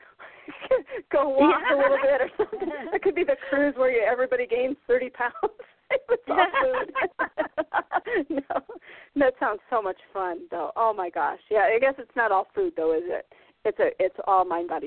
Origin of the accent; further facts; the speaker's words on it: Iowa and Minnesota, United States; moved away as an adult; also born or lived in California; now in Maine, United States; I was raised in Iowa and Minnesota, and I was living in Minnesota at the time.